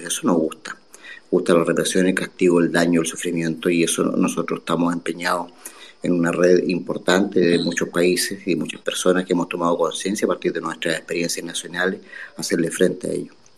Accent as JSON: {"language": "Spanish", "country": "Chile", "said": "Yo soy chileno."}